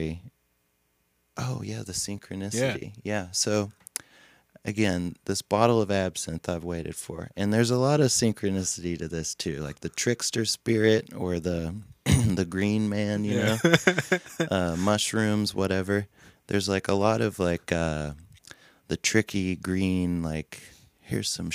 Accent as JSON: {"language": "English", "town": "Cookeville", "region": "Tennessee", "country": "United States", "tie": "born or raised there", "also_born_or_lived": "Monterey, Tennessee", "moved": "as an adult", "lives_now": "Nashville, United States", "said": "I grew up in Cookeville, Tennessee"}